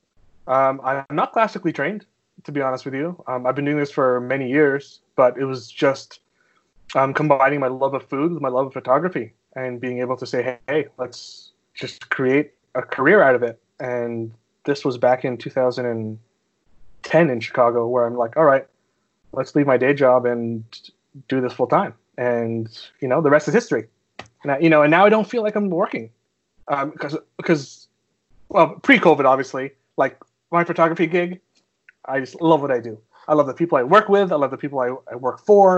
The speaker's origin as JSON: {"language": "English", "town": "Montreal", "region": "Quebec", "country": "Canada", "tie": "born or raised there", "moved": "yes", "lives_now": "United States", "said": "Born and raised in Montreal"}